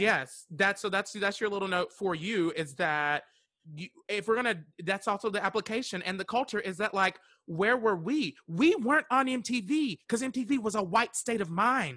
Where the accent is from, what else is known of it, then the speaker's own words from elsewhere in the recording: Western North Carolina, United States; I'm from, uh, Western North Carolina